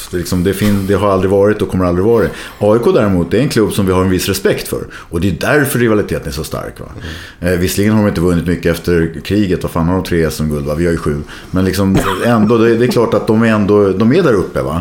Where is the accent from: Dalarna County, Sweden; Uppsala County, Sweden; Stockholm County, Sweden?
Stockholm County, Sweden; Stockholm; Jag, jag växte upp i Västerort i Stockholm, eh, Blackeberg.